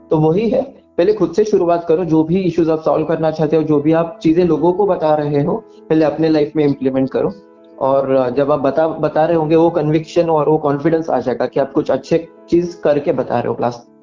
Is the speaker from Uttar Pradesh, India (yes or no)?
no; Kolhapur, Maharashtra, India; अपने गांव में क्रिएट किया है जिसका नाम कोल्हापुर प्लॉगर्स है जो मेरा होम टाउन है